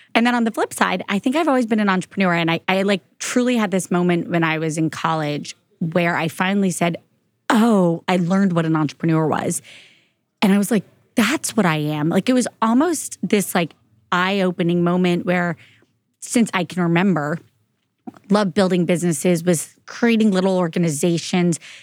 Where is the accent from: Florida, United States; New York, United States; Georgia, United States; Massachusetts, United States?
Florida, United States; moved away as an adult; I'm from Florida